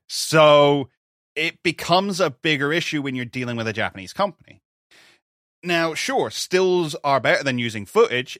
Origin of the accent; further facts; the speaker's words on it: United Kingdom; we're British